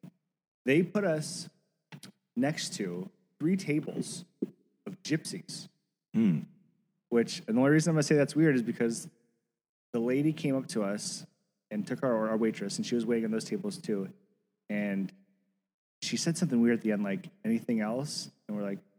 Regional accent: Ohio, United States; We're both from Ohio

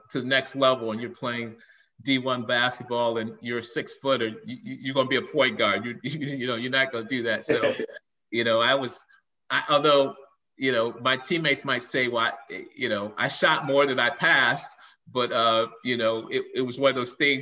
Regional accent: Chicago, Illinois, United States; I grew up in Chicago

